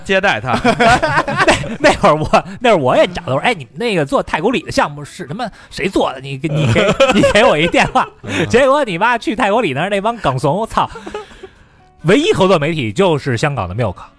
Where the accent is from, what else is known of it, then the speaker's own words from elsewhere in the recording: China; 我们大陆人